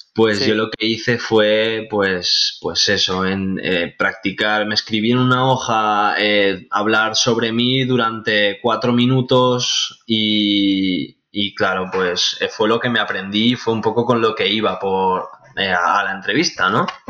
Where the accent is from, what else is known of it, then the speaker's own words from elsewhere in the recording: Benicàssim, Valencian Community, Spain; now in Castellón de la Plana, Spain; actualmente vivo en Castellón de la Plana, es una ciudad muy bonita, pero yo soy de Benicassim